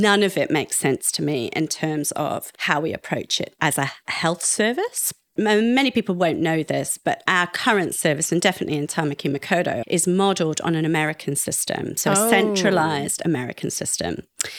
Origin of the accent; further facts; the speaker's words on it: United Kingdom; accent: posh plummy; Now, I'm not really one for championing the UK, despite my posh plummy accent